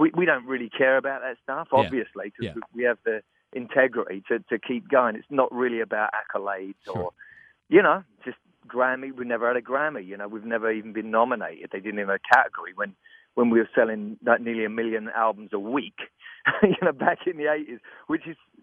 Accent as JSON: {"language": "English", "region": "London", "country": "United Kingdom", "said": "I'm from London."}